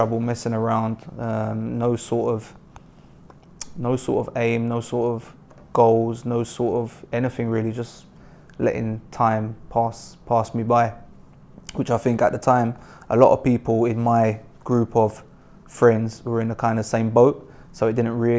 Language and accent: English; Mitcham, London, United Kingdom; I grew up in Mitcham in South London